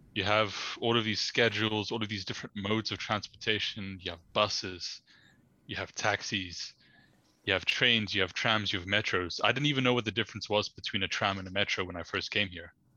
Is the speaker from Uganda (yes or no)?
yes; Uganda; moved away as an adult; also born or lived in London; now in Netherlands; living or growing up in Uganda